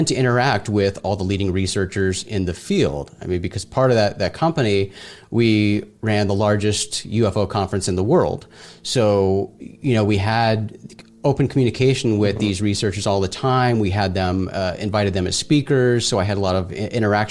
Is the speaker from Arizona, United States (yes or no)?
yes; Phoenix, Arizona, United States; I grew up in Arizona in the outskirts of Phoenix, remote desert location.